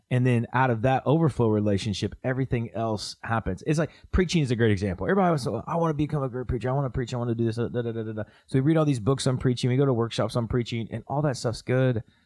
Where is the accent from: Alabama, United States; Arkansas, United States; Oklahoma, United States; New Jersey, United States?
Oklahoma, United States; I'm from Oklahoma